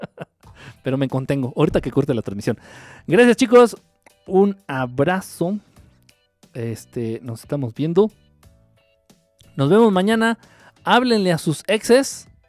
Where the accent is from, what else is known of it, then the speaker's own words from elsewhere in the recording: Argentina; accent: Argentine; ya te voy a llamar así, escuchas mi acento argentino. A mí me encanta.